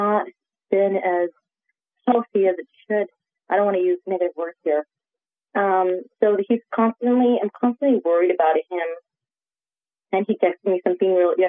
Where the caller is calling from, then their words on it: Central Valley, California, United States; I'm calling from California